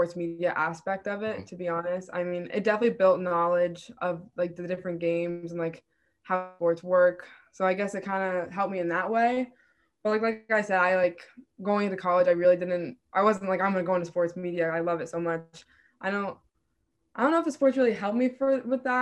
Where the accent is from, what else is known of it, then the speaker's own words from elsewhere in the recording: Rhode Island, United States; URI is my state school. So I'm from Rhode Island.